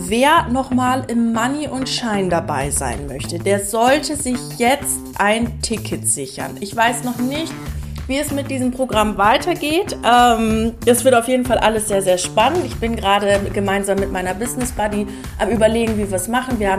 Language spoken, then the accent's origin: German; Lower Saxony, Germany; now in Munich, Germany; Ich komme ja ursprünglich aus Ostfriesland und ich bin überhaupt kein Landei.